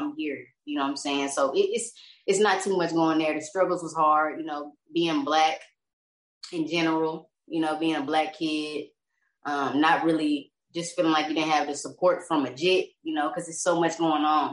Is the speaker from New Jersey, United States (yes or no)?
no; Lawton, Oklahoma, United States; moved away as an adult; now in Texas, United States; I'm from Lawton, Oklahoma. That's where I was born and raised. I moved out to Texas like 4 years ago